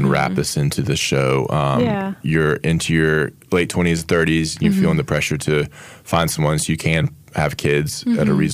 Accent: the South, United States; Sharon and I grew up in the South

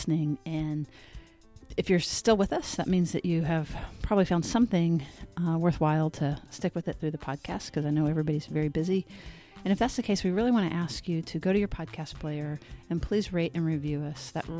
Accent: United States; And I'm an American.

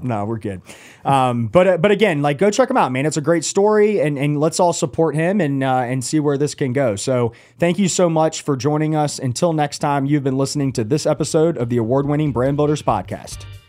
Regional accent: Atlanta, Georgia, United States; now in Charlotte, United States; I'm not from here. I grew up in Atlanta, coming from a really big city

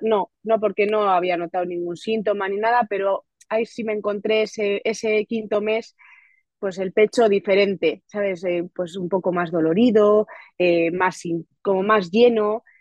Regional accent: Getxo, Basque Country, Spain; now in Otxandio, Spain; yo soy de Guecho, de un pueblo de la costa vizcaína

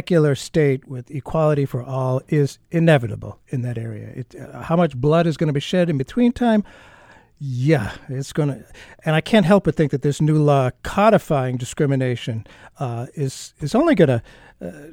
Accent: United States; I am American

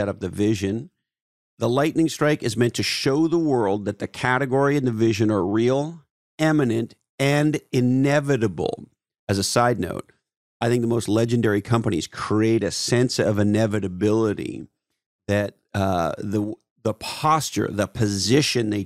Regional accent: Canada; I'm a Canadian

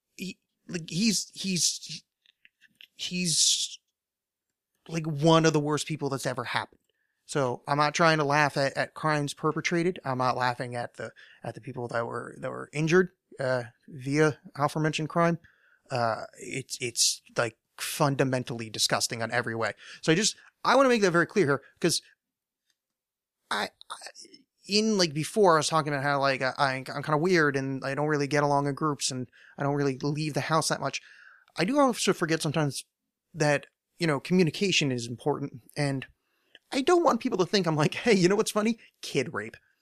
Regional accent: United States; I'm American

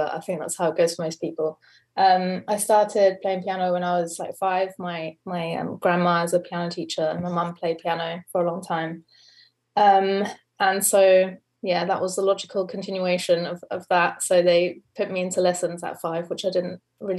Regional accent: Germany; moved away as an adult; now in London, United Kingdom; I am from Germany originally. I am in Berlin right now, but I've been living in London for the past 7 years

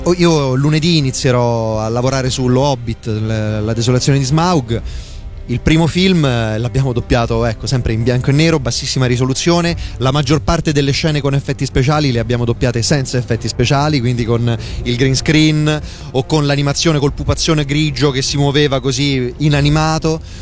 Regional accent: province of Viterbo, Lazio, Italy; dalle mie parti, in provincia di Viterbo

